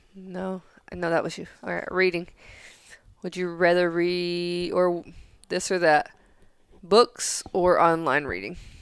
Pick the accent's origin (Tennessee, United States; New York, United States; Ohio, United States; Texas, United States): Tennessee, United States; growing up in Tennessee